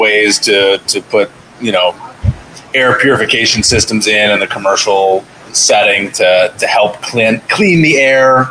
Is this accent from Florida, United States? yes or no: yes; Miami Beach, Florida, United States; also born or lived in Los Angeles, California / Hoboken, New Jersey; now in New Jersey, United States; I'm from Miami, Florida, Miami Beach, and then uh, I moved here from LA.